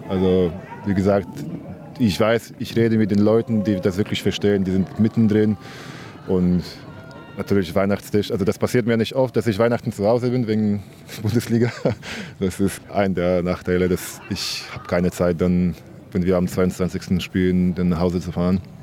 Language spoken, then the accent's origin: German; Gdynia, Pomeranian Voivodeship, Poland; German is a second language; moved away; Ich komme aus Gdynia, das ist eine Stadt neben Danzig